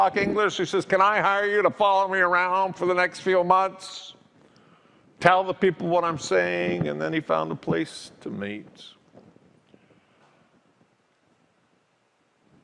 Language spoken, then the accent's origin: English; Calgary, Alberta, Canada; the family home I grew up in Calgary